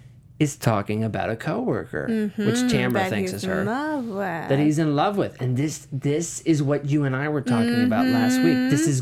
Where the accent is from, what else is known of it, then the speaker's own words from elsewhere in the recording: Midwest, United States; moved away; I'm from Midwest, moved out to the big city.